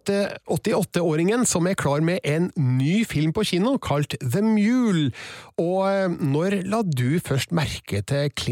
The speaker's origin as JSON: {"language": "Norwegian", "town": "Stjørdal", "region": "Trøndelag", "country": "Norway", "said": "det var en bygdekino i Stjørdal, der jeg kommer fra, litt utafor sentrum."}